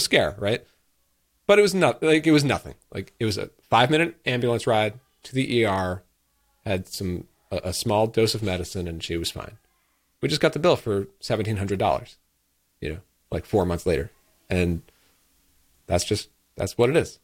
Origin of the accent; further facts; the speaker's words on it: United States; as an American